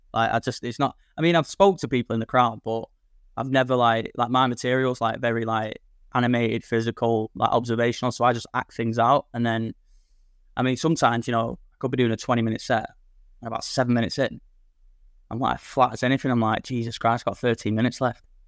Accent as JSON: {"language": "English", "town": "Manchester", "region": "North West England", "country": "United Kingdom", "moved": "as an adult", "lives_now": "Blackpool, United Kingdom", "said": "I'm originally from Manchester"}